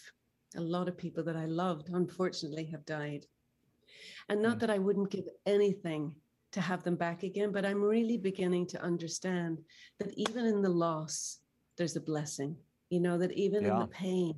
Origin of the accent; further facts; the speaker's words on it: Northern Ireland, United Kingdom; I grew up in Northern Ireland